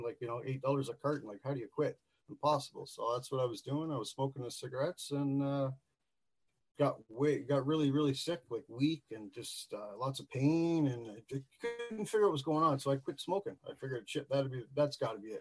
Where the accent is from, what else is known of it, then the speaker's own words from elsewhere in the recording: Newfoundland and Labrador, Canada; also born or lived in Southern Ontario; now in Northern Ontario, Canada; I was born in Labrador City, way up in the middle of nowhere. I lived there for a few years, and then I ended up moving to Newfoundland. So I'm a Newfie. Lived there for about 6 to 16